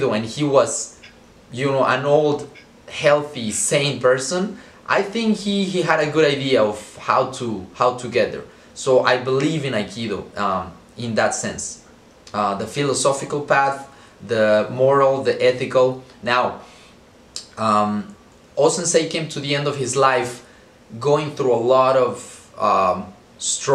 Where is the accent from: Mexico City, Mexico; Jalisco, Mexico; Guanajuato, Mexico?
Mexico City, Mexico; I was born and raised in Mexico City